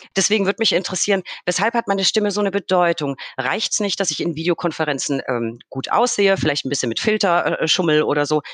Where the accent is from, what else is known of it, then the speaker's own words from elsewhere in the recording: Franconia, Bavaria, Germany; als Franke